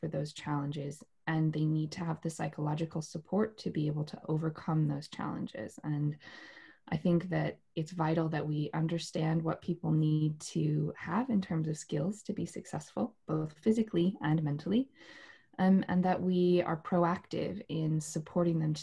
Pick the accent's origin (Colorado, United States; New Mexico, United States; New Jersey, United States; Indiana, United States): New Mexico, United States; moved away as an adult; now in United Kingdom; I'm from New Mexico originally in the United States. And I grew up there, studied dance there, and moved to the UK in 2010